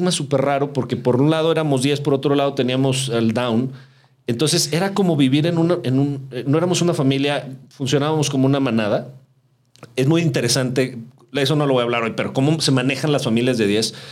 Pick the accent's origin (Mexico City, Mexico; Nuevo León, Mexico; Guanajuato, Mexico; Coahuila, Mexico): Mexico City, Mexico; born there; Somos, nacimos en la Ciudad de México.